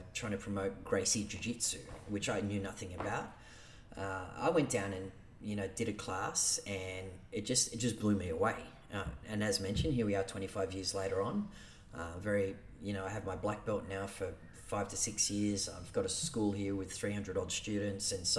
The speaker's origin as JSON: {"language": "English", "town": "Sydney", "region": "New South Wales", "country": "Australia", "tie": "born or raised there", "said": "I grew up in the East Lakes area. I lived in housing commission for 25, years."}